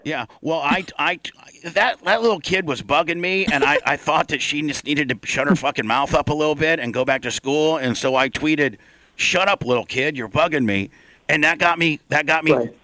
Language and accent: English; Indiana, United States; I'm from Indiana